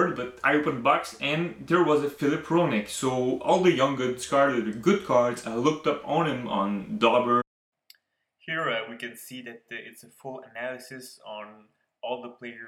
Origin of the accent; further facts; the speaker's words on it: Canada; I'm French Canadian